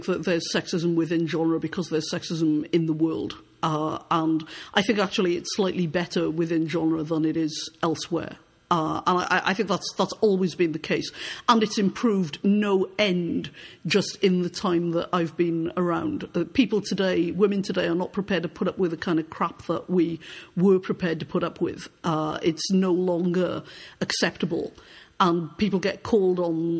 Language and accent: English; United Kingdom; moved away as an adult; now in Canada; Now, I am from Britain, though I live in Canada. I am a Canadian now. I've lived in Canada since 2002. I emigrated personally.